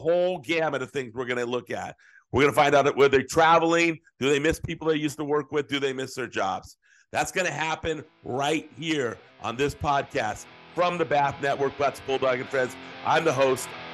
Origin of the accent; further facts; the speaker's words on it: San Jose, California, United States; I grew up in San Jose.